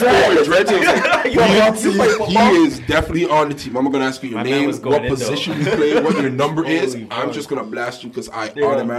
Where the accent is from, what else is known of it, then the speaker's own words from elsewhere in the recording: Brampton, Ontario, Canada; also born or lived in Toronto / Atlanta / Greenville, South Carolina; I was born in Toronto. Grew up in Brampton, but I went to the States for about 5 years when I was playing ball.